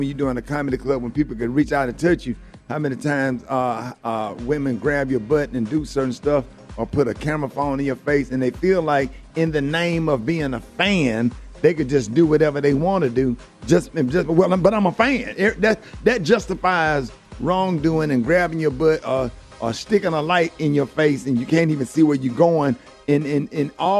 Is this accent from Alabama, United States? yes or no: yes; Birmingham, Alabama, United States; I'm from Birmingham, Alabama